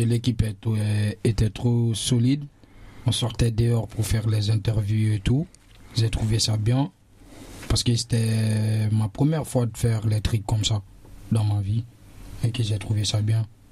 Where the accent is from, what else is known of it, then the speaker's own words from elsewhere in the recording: Guinea; now in France; je viens de la Guinée-Conakry. Ça fait bientôt 4 ans que je suis en France.